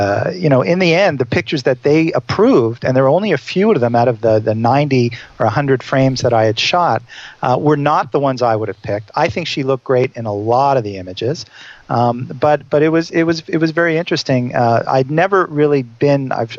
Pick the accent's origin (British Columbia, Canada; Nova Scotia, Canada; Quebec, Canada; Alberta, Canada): Quebec, Canada; Montreal; I'm from Montreal. We talked a little bit about Montreal